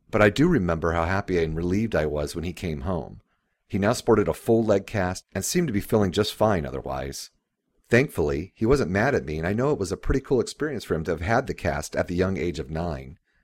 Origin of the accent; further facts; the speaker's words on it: Jacksonville, Florida, United States; I grew up in Jacksonville, Florida